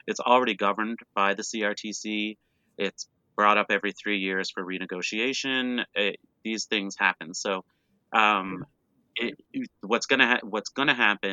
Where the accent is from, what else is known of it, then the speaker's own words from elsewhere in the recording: Cape Breton Island, Nova Scotia, Canada; now in Toronto, Canada; I'm from Cape Breton Island.